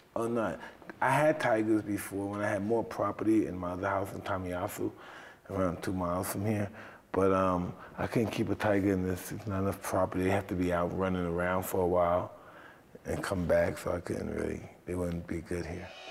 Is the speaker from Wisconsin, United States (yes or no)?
no; New York City, New York, United States; I come from Brownsville